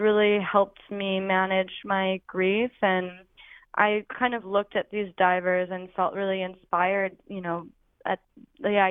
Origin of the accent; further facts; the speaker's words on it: Oregon, United States; moved away; I'm from Oregon originally